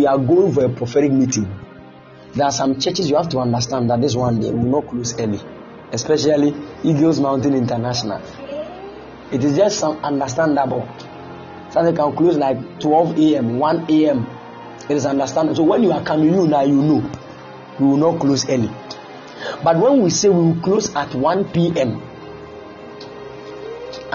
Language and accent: English; Kumasi, Ashanti, Ghana; moved away; I came from Kumasi